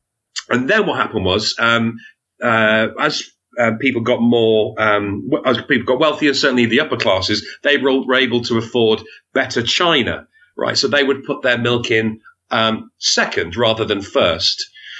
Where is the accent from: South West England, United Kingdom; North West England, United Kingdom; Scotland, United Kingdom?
North West England, United Kingdom; Wigan; I was brought up in a place called Wigan, which I'm sure you've heard of.